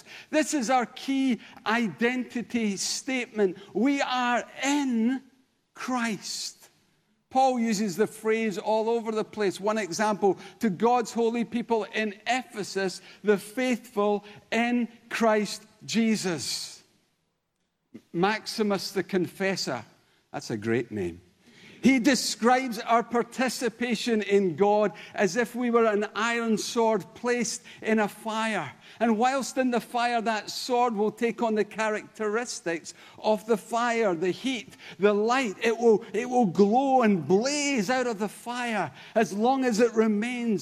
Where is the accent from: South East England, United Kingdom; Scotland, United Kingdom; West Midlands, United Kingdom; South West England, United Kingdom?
Scotland, United Kingdom; Denny; now in Kirkintilloch, United Kingdom; originally? Well, a little village called Denny. Today? Kirkintilloch. Generally? Scotland